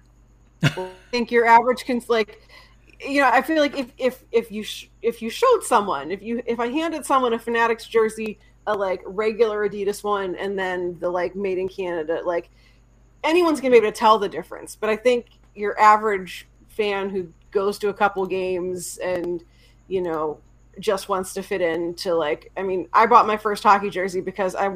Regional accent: outside of Pittsburgh, Pennsylvania, United States; I grew up outside of Pittsburgh in late 80s, early 90s

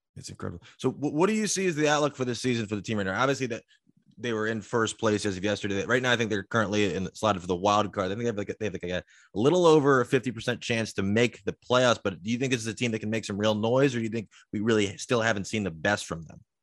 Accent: Baltimore, Maryland, United States; I'm from Baltimore

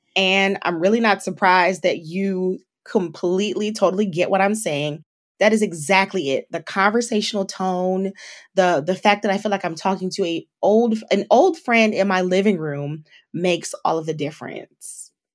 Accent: Detroit, Michigan, United States; My hometown is Detroit, Michigan, so shout out to the three one three

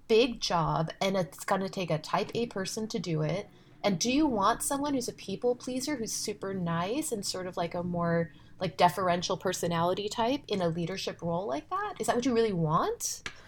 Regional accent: California, United States; I'm from California

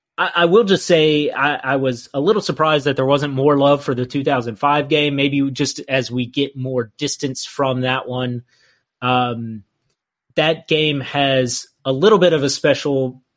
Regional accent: Tennessee, United States; moved away as an adult; also born or lived in Texas; I'm from Tennessee.

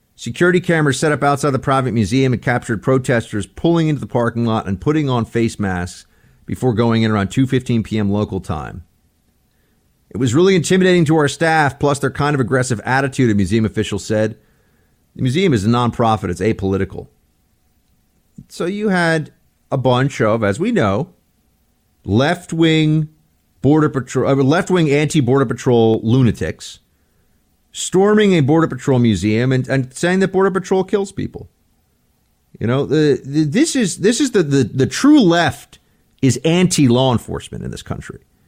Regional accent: New York, United States; born or raised there; moved away

